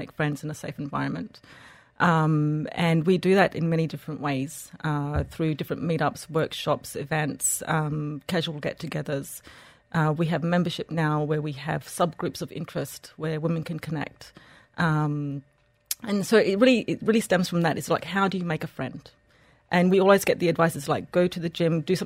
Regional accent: Australia; moved away as an adult; also born or lived in Egypt / France / United Kingdom / Switzerland; now in Dubai, United Arab Emirates; I was born and raised in Australia, moved to Egypt, got married there

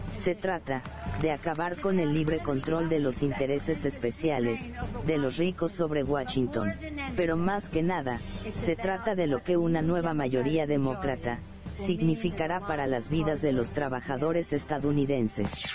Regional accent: Mexico; como decimos acá en mi país, México

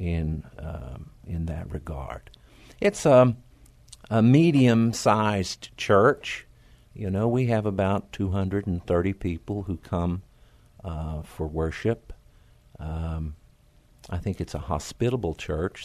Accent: Oklahoma, United States; moved away as an adult; also born or lived in Tennessee; now in San Antonio, United States; I grew up in Oklahoma, uh, way out in the country

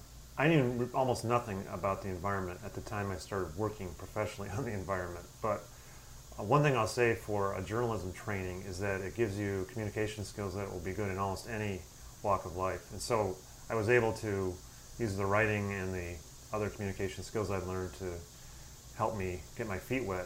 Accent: Dearborn, Michigan, United States; Well, I grew up in the Detroit area, actually Dearborn, Michigan, which is southeast Michigan, in a Republican family.

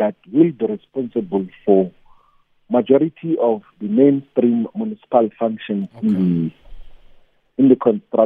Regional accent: Malamulele, Limpopo, South Africa; In the area where I grew up in Malamele, Collins Chabanu municipality

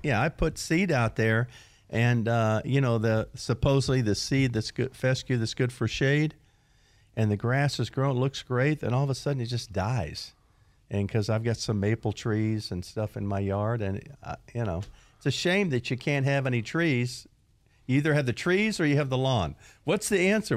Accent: Florida, United States; moved away; I grew up in Florida, and you know how hot it is down in Florida, down there, and the grass grows most all year long

